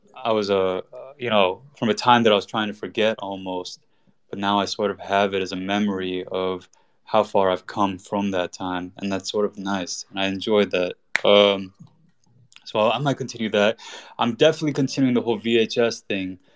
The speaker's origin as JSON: {"language": "English", "country": "United States", "tie": "born or raised there", "said": "born and raised in America. My family's Iranian"}